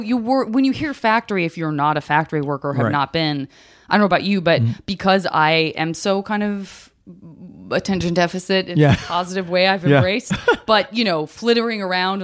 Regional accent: Tucson, Arizona, United States; Arizona. Tucson.

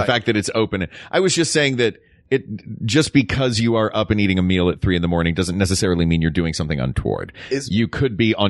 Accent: Tennessee, United States; We shouldn't disparage my home state.

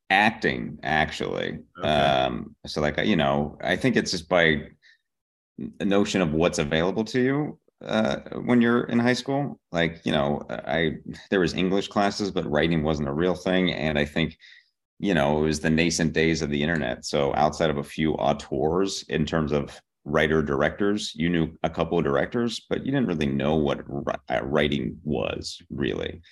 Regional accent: Pittsburgh, Pennsylvania, United States; born or raised there; moved away as an adult; also born or lived in Boston, Massachusetts; now in Los Angeles, United States

